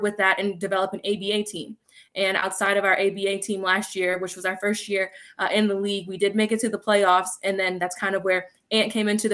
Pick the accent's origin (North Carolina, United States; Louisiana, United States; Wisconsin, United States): North Carolina, United States; Charlotte; I was raised in Charlotte. I've been here since I was 4, outside of going to school and coming back